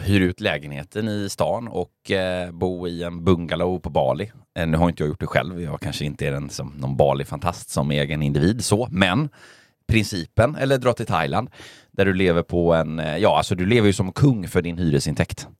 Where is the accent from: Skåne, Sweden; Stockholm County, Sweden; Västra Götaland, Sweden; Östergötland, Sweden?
Västra Götaland, Sweden; Gothenburg; jag är göteborgare